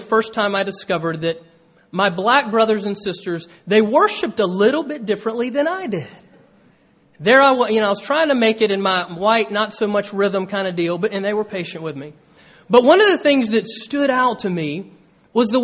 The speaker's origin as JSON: {"language": "English", "region": "Georgia", "country": "United States", "tie": "born or raised there", "moved": "yes", "said": "when I was a kid growing up in Georgia"}